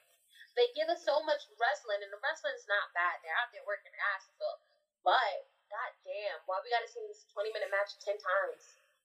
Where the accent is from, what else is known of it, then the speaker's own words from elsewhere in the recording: United States; we're American.